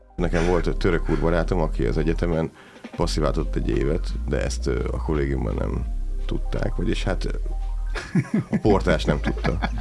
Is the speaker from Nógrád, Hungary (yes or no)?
no; Szeged, Csongrád-Csanád, Hungary; mi Szegről végre szegediek vagyunk